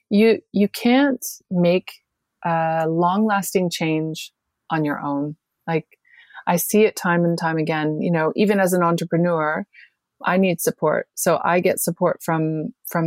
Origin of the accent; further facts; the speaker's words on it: Canada; moved away as an adult; I grew up in Canada, but I left in my early 20s